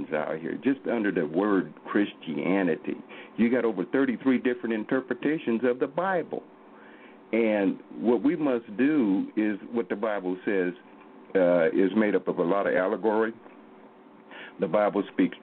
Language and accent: English; Oklahoma, United States; I'm from Oklahoma here